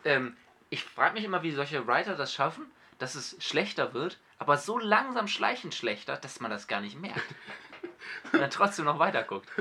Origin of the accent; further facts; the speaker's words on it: Hamburg, Germany; ich bin ja Hamburger